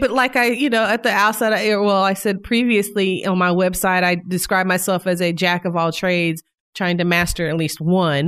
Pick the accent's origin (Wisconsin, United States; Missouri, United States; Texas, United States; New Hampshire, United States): Missouri, United States; Independence; now in Northwest Arkansas, United States; I'm originally from Kansas City, Missouri, specifically in the suburb of Independence.